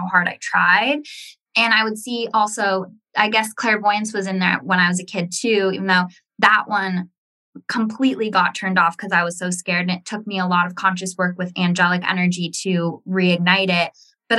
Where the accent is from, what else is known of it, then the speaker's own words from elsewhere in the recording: Ojai, California, United States; I was in my hometown of Ojai